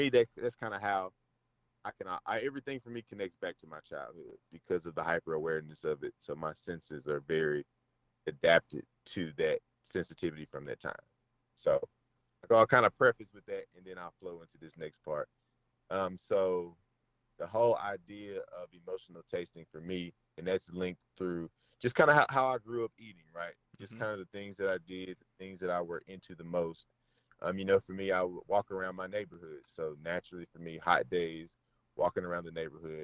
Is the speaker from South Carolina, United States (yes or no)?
no; Amory, Mississippi, United States; I grew up in Amory, Mississippi, which is like 20 minutes southeast